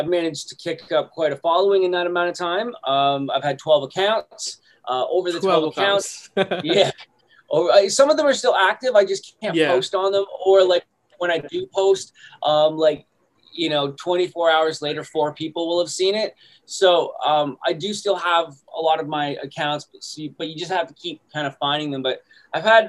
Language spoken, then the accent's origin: English; Canada; I'm from Canada